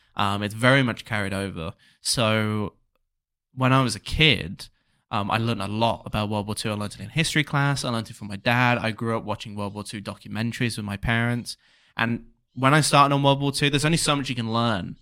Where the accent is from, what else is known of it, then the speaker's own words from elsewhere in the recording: England, United Kingdom; when I was a kid, obviously I was English